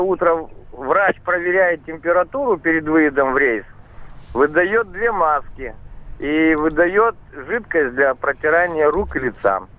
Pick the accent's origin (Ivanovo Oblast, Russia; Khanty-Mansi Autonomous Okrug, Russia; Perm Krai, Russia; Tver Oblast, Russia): Tver Oblast, Russia; Tver; город Тверь